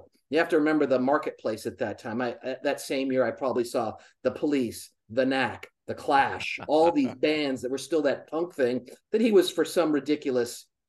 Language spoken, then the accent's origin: English; San Diego, California, United States; also born or lived in Key West, Florida / Scotland / Hawaii; I lived in Scotland, Florida, Hawaii, San Diego, where I mainly grew up.